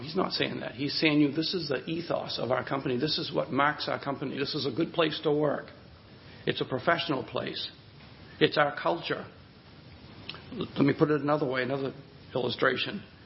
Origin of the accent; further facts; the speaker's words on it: Hudson, United States; the hometown where I grew up in Hudson